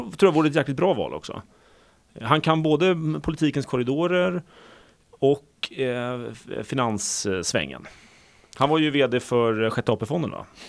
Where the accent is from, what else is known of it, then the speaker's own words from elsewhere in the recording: Sweden; vi är ju tyvärr då som svenskar ganska vana vid att betala hög skatt